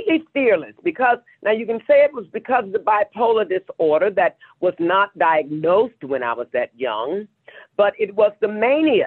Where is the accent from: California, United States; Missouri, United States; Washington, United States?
Missouri, United States; Kinloch; moved away; I'm originally from St. Louis, Missouri, a small town on the outskirts. It's called Kinloch, Missouri